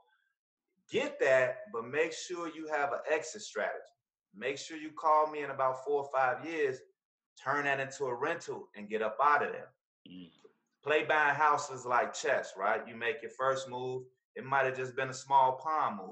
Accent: Chicago, Illinois, United States; I'm from the Wild Hundreds

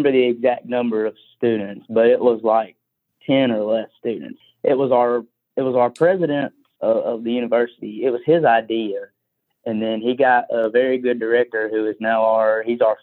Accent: Bessemer, Alabama, United States; I grew up in the Bessemer McCalla area. I went to McAdory

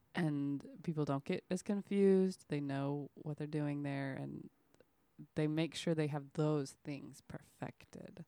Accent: Oklahoma, United States; moved away; I lived in Oklahoma. I'm from Oklahoma.

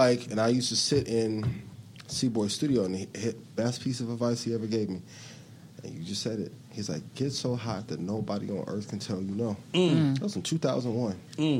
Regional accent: Indiana, United States; And I'm from Northwest Indiana.

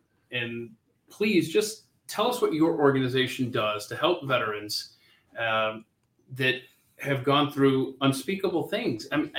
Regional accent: Marietta, Georgia, United States; That's my hometown.

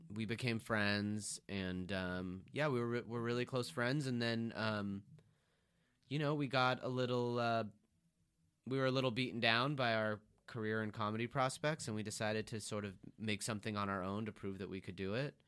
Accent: Beverly Hills, California, United States; I'm from Beverly Hills

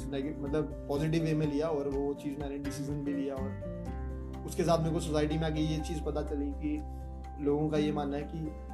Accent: Jammu and Kashmir, India; जम्मू कश्मीर से बिलोंग करता हूँ

